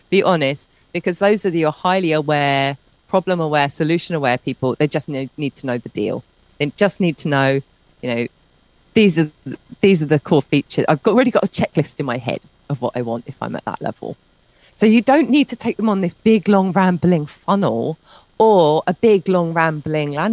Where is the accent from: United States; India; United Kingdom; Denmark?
United Kingdom; moved away as an adult; I'm British